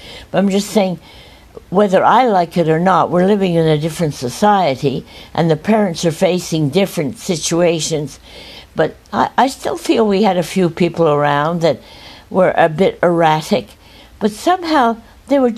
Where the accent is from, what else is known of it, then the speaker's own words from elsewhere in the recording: Montreal, Quebec, Canada; I was born in Montreal